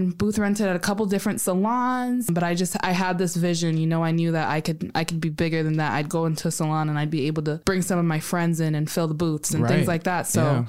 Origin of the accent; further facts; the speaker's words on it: South Sudan; now in United States; I'm from South Sudan. At the time, it was still Sudan.